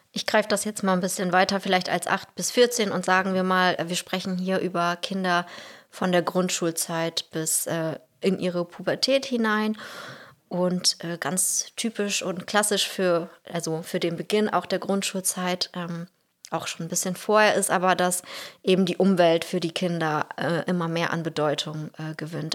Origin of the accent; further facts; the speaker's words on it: Russia; now in Ganderkesee, Germany; ich bin in Russland geboren und aufgewachsen